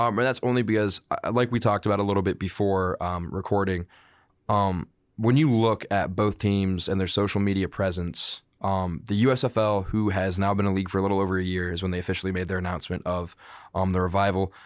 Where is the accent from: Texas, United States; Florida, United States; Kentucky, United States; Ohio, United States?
Ohio, United States; Dayton; Dayton Dragons, my hometown baseball team